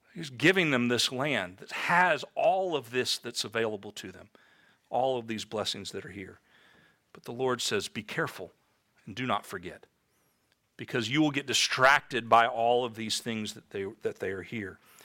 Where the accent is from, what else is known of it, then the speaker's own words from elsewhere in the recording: Tampa, Florida, United States; I grew up in Tampa, Florida